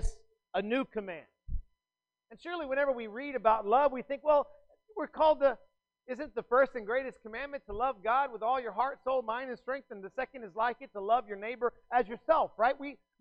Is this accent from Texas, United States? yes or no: yes; South Texas, United States; I grew up in South Texas